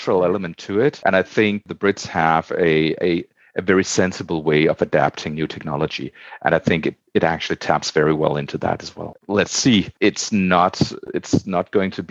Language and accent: English; Denmark; moved away; I'm originally from Denmark